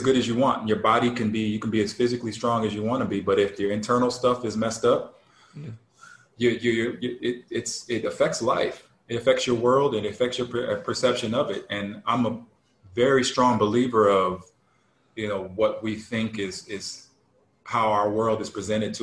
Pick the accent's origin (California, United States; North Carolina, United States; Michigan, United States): Michigan, United States; Detroit; growing up in Detroit